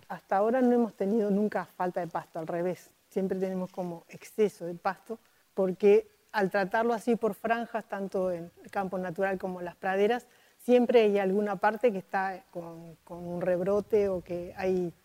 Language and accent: Spanish; Montevideo, Uruguay; soy de Montevideo, nací y crecí en Montevideo